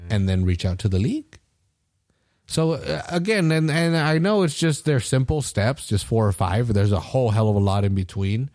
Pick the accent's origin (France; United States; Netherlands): United States; I'm an American